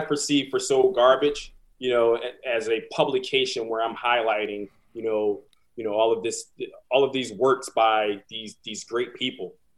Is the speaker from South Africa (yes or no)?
no; Philadelphia, Pennsylvania, United States; moved away as an adult; now in New York City, United States; I'm originally from Philadelphia, um, born and raised, West Philadelphia, born and raised